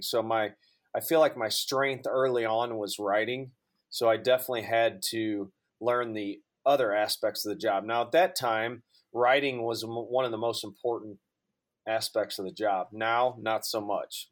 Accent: just outside of St. Louis, Southern Illinois, United States; also born or lived in Durham, North Carolina; now in St. Louis, United States; I'm born and raised in Southern Illinois, just outside of St. Louis

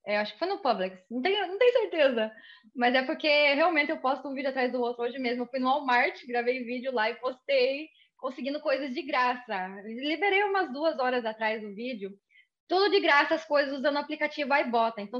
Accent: Brazil; now in United States; Então, quando eu vim do Brasil para cá, o primeiro lugar que eu morei foi na Flórida.

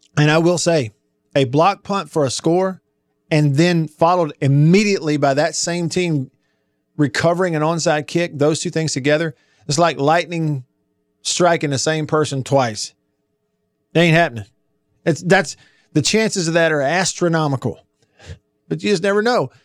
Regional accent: Tupelo, Mississippi, United States; here in my hometown of Tupelo

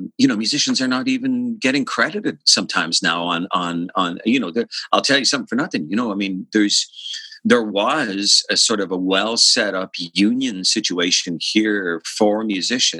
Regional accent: Dublin, Leinster, Ireland; I grew up in Rathfarnham, like Templeogary in Dublin, and lived in the same house my entire childhood

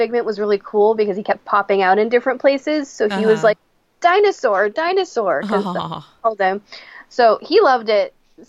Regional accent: Japan; born there; I was born in Japan

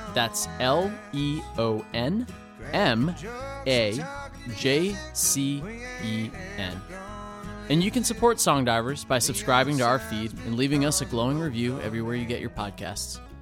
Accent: Safety Harbor, Florida, United States; I grew up in Safety Harbor also.

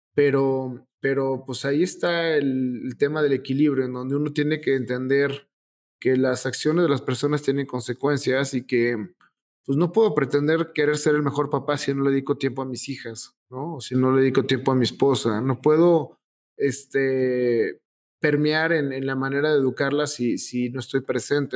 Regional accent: Mexico

